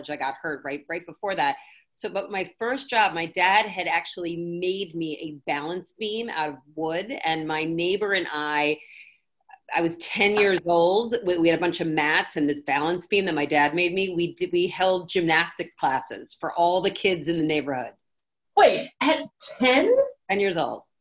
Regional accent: Milford, Connecticut, United States; Connecticut. We did it in Milford, oh. Connecticut.

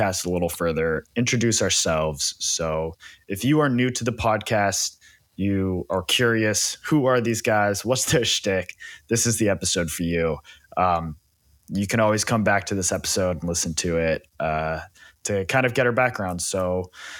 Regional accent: Silicon Valley, California, United States; I grew up in the Silicon Valley in California.

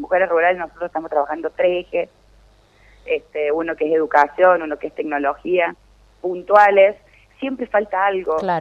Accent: Río Cuarto, Córdoba, Argentina; also born or lived in La Carlota, Córdoba; para mí es un orgullo como reocuartense

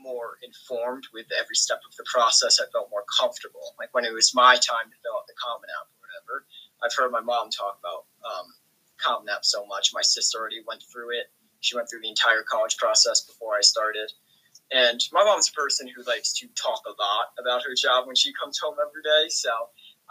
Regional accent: Massachusetts, United States; I was born and raised in Massachusetts

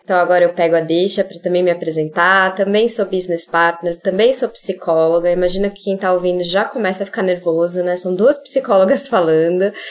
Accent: São Paulo, Brazil; Sou paulistana, tô aqui em São Paulo.

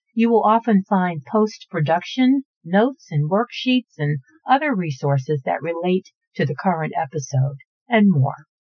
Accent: Houston, Texas, United States; I'm from Houston, and Houston is a very desirable place to live

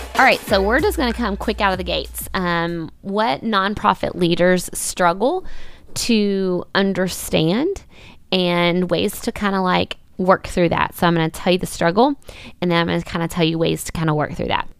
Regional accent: Winthrop, Kentucky, United States; I did start a nonprofit called Puzzle Pieces here in my hometown of Winthrop, Kentucky

